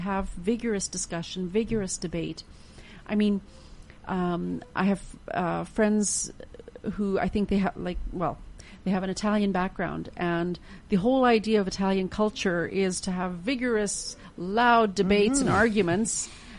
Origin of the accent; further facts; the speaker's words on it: Canada; that's something I think as a Canadian that like that we would quite easily be able